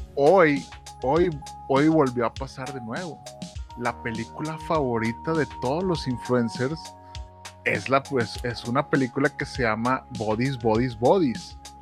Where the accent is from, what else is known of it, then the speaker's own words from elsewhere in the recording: Mexico; como mexicanos